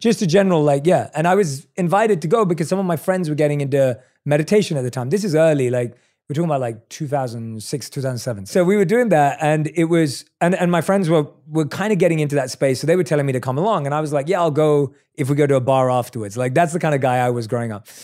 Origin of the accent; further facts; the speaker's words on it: London, United Kingdom; I'm a kid from London. Like, I didn't grow up with lots of comforts